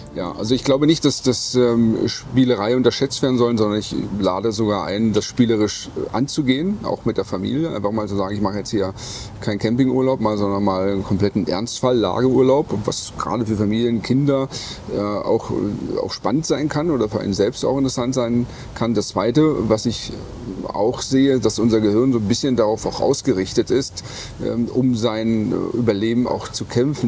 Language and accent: German; Berlin, Germany; Ich bin ein Berliner, bin früher äh, über die Straße gegangen als Jugendlicher